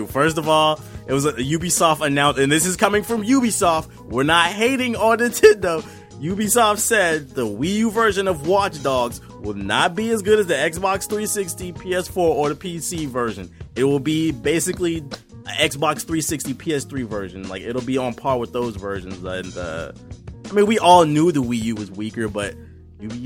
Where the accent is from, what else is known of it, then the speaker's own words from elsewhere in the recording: United States; I'm from America